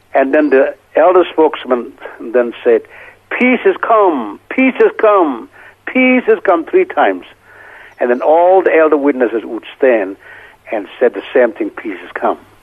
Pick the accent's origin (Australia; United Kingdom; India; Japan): India; Senvon, Manipur; moved away